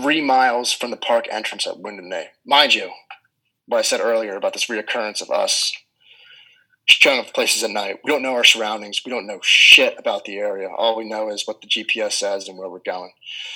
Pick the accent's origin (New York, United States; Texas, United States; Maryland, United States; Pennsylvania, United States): Pennsylvania, United States; Philadelphia